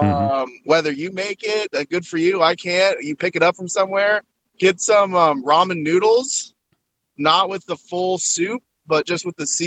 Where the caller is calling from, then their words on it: North Carolina, United States; from North Carolina.